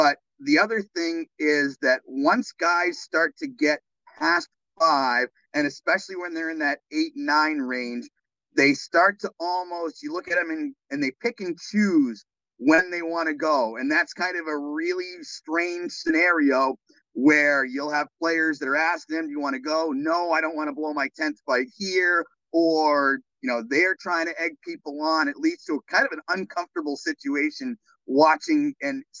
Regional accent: Portland, Maine, United States; now in Wheeling, United States; I grew up in Portland, Maine

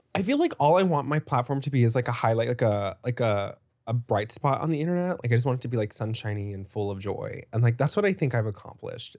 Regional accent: Dallas, Texas, United States; I grew up in Dallas

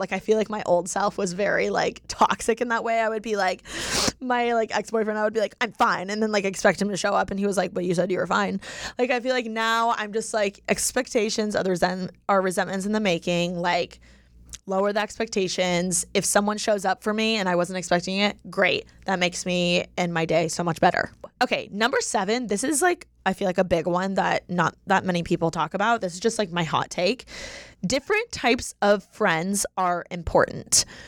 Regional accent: Indiana, United States; now in Los Angeles, United States; I'm from Indiana

